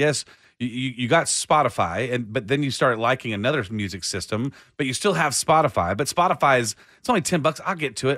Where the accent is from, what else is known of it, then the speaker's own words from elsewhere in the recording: Austin, Texas, United States; I was raised in, in, in Austin